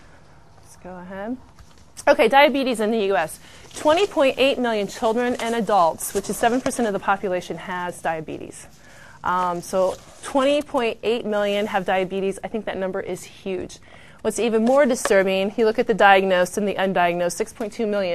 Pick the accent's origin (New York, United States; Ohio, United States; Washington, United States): Ohio, United States; Findlay; I'm from Findlay, Ohio, so Bowling Green's close